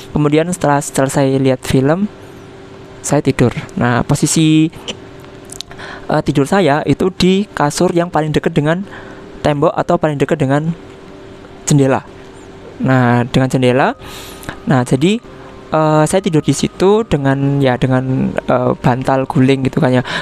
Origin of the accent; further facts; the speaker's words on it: East Java, Indonesia; born there; kota saya kota kota kelahiran saya dekat dengan Banyuwangi